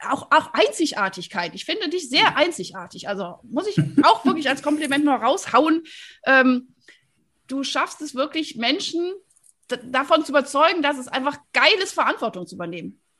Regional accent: Rhineland, Germany; So, weil wir sind nämlich beide aus dem Rheinland, ne?

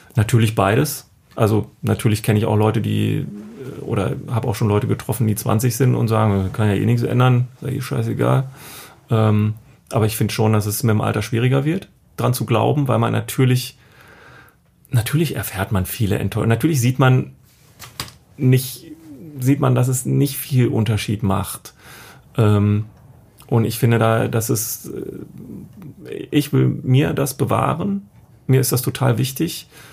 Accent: East Germany, Germany; ich bin äh, in der DDR geboren

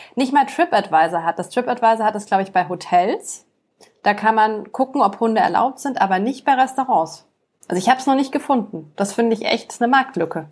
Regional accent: Munich, Bavaria, Germany; bei uns in München Marienplatz

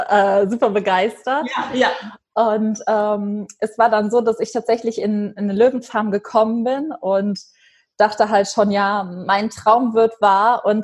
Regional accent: Germany; Also das ist äh, im Westen von Deutschland, in der Nähe von der luxemburgischen Grenze. Das ist mein Heimatort und äh, da bin ich jetzt auch gerade eben aufgrund der Pandemie.

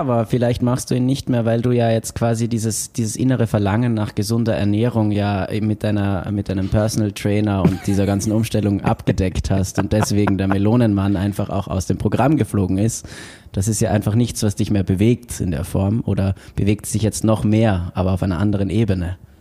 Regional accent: Austria; now in Bochum, Germany; ich bin ja Österreicher

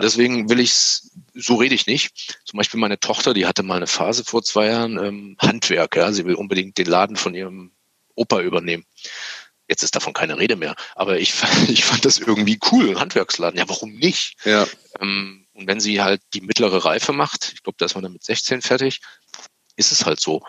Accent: East Germany, Germany; ich bin ja selber auch Ossi

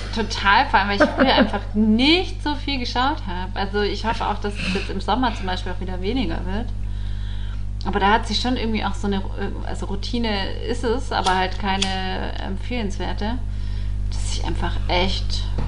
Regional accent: Allgäu, Bavaria, Germany; moved away; im Allgäu in meiner Heimat

